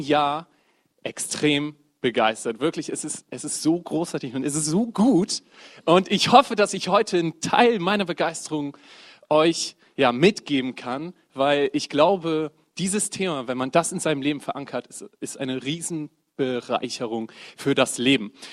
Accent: Bremen, Germany; now in Oldenburg, Germany; komme aus dem wunderschönen Oldenburg, gebürtiger Bremer

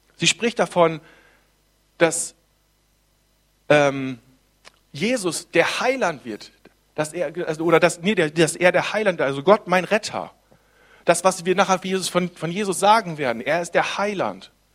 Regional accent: Germany; Ich bin, bin Deutscher. Das heißt also, ich lebe in einem tollen Land.

